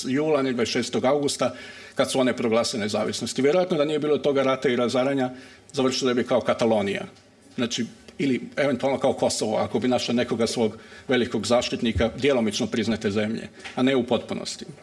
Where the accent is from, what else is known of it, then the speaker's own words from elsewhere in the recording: Croatia; iako dolazim iz Hrvatske